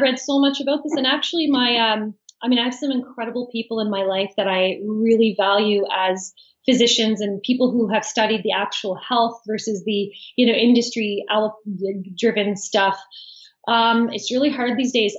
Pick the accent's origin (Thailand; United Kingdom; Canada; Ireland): Canada; Fredericton, New Brunswick; I'm from New Brunswick, Fredericton, New Brunswick